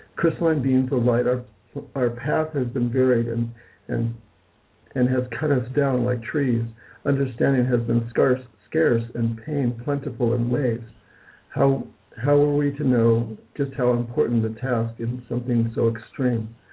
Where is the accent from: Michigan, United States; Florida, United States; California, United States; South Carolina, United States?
California, United States; Malibu; also born or lived in Hollywood, California; I was raised in Hollywood, California, where I was born in Hollywood, California. My parents moved probably by the time I was in third grade to Malibu